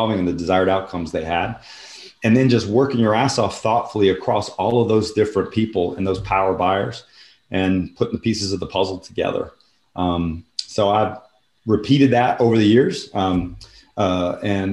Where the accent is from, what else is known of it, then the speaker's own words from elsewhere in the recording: Houston, Texas, United States; my hometown of Houston